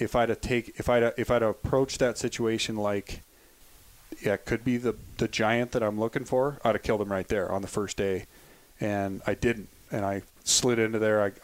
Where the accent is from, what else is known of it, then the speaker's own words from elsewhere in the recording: Livingston, Montana, United States; now in Bozeman, United States; I grew up in Livingston, Montana. I live in Bozeman now